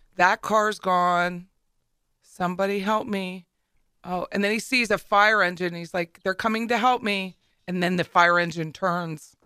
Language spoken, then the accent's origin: English; Hershey, Pennsylvania, United States; moved away; also born or lived in Harrisburg, Pennsylvania; my hometown of Hershey